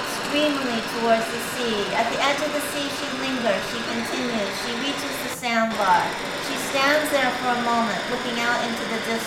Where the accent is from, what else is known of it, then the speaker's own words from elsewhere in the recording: California, United States; now in northern England, United Kingdom; I grew up in California